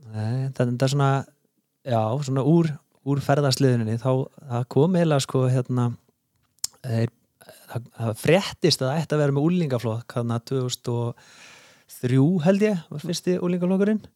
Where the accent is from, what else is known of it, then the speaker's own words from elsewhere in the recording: Reykjavík, Capital Region, Iceland; ég er nú bara fættur og uppalinn í Borg Óttans sko, í eh. Reykjavíkinni